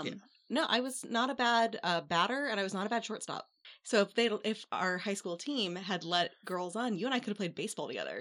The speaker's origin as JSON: {"language": "English", "town": "St. Louis", "region": "Missouri", "country": "United States", "tie": "born or raised there", "said": "I'm from Saint Louis, so I went to Cardinals games first as a kid"}